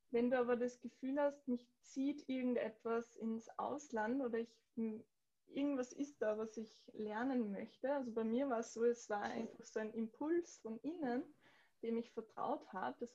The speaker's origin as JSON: {"language": "German", "country": "Austria", "said": "den Yoga einfach in einem Kontext der anders interpretiert wird, oft als zum Beispiel bei uns in Österreich."}